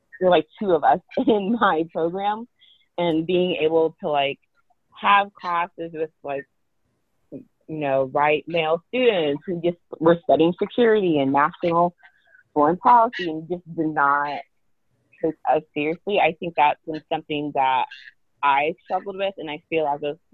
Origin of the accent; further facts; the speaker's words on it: United States; also born or lived in Oklahoma / Texas; from my home state of Oklahoma and Texas